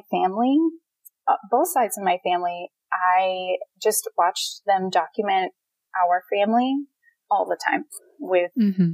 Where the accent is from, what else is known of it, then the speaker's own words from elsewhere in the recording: Pittsburgh, Pennsylvania, United States; moved away as an adult; also born or lived in Phoenix, Arizona; I'm from Pittsburgh, Pennsylvania